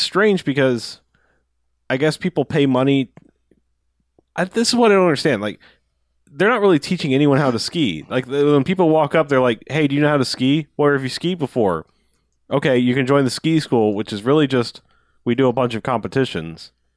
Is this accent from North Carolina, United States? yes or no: no; Florida, United States; I'm from Florida